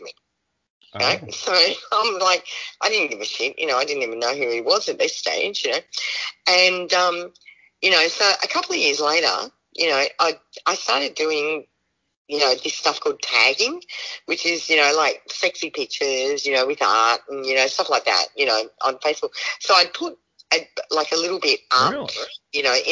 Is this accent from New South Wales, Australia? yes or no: yes; Budgewoi, New South Wales, Australia; now in Georgia, United States; I'm a mum from Budgiewoy